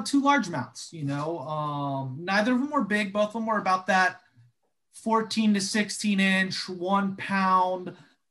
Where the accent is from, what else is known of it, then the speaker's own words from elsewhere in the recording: Jacksonville, Florida, United States; now in South Florida, United States; I grew up in Jacksonville